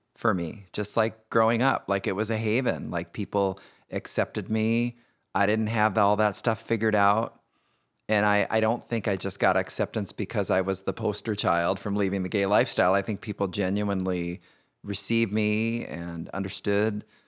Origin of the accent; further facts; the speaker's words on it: Indiana, United States; I grew up in Indiana, uh, youngest of three boys